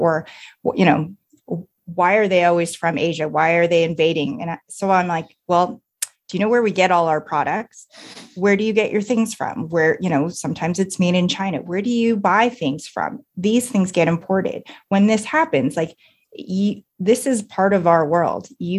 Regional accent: Canada; I am Asian Canadian. I mean, that's my heritage.

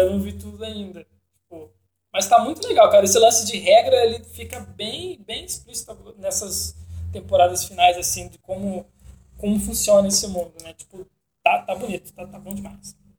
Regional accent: Brazil

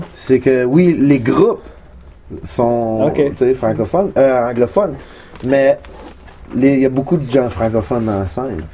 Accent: L'Orignal, Ontario, Canada; now in Ottawa, Canada; je viens de l'Orignal.

